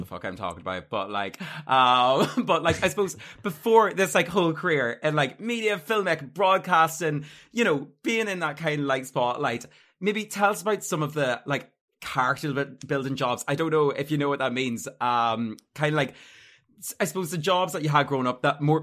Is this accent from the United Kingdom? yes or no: yes; Armagh, Northern Ireland, United Kingdom; now in Dublin, Ireland; I'm from Armagh originally